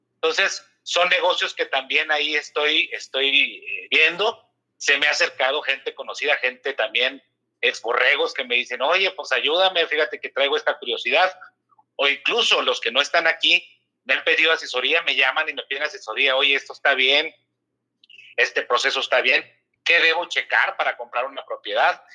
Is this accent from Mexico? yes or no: yes; Mexico City, Mexico; also born or lived in San Luis Río Colorado, Sonora / Torreón; Yo estuve en México, realmente nada más nací en Sonora. Ah, estuve en México, jugué, mis, infantiles en, en Riders de Arboledas.